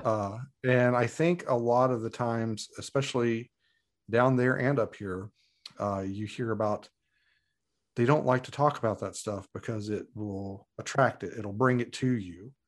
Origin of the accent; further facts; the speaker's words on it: Muhlenberg County, Kentucky, United States; moved away as an adult; now in Alaska, United States; I was born and raised in Muhlenberg County, and, uh, spent my formative years there